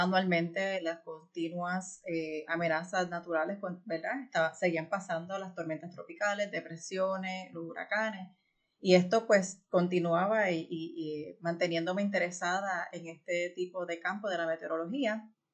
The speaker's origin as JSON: {"language": "Spanish", "country": "Puerto Rico", "tie": "born or raised there", "moved": "as an adult", "lives_now": "United States", "said": "yo crecí en Puerto Rico"}